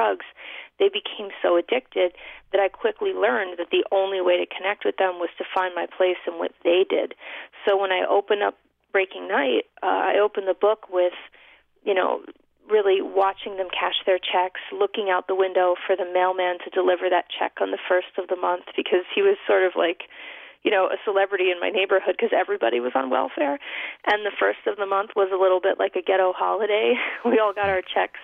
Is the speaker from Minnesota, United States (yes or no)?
no; New York City, New York, United States; We grew up in the Bronx in New York City